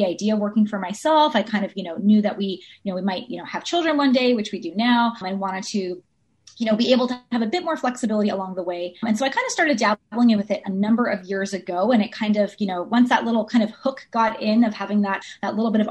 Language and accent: English; Ontario, Canada; now in Vancouver, Canada; I'm originally from Ontario